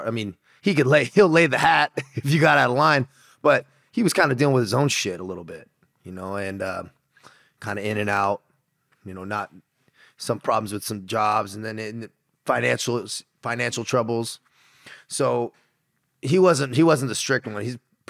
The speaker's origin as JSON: {"language": "English", "town": "San Diego", "region": "California", "country": "United States", "tie": "born or raised there", "said": "Dude, I grew up in San Diego, California. My dad was in the Marines, so I grew up on a Marine base for a little bit. And then we just stayed in California. So I had that SoCal bro lifestyle"}